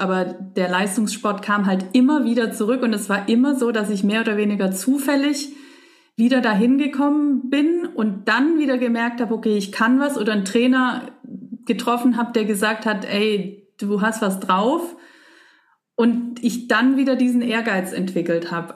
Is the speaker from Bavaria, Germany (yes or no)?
no; Leinfelden-Echterdingen, Baden-Württemberg, Germany; also born or lived in Stuttgart; Also ich bin in Stuttgart geboren, aber außerhalb, ein bisschen außerhalb gelebt. Und das war halt, oder ist, meine Eltern wohnen ja immer noch da, ein kleines ein kleines Städtchen, Leinfelden